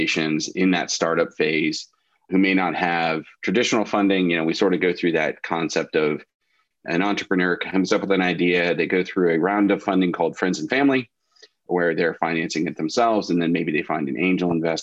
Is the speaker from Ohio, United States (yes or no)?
yes; Central Ohio, United States; I was born and raised here in Central Ohio, went to Ohio State